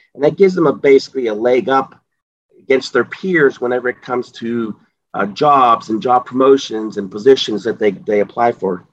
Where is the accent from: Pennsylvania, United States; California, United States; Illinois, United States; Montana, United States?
Pennsylvania, United States; Pittsburgh; I uh, was born and raised in the Pittsburgh area, so I know the area very well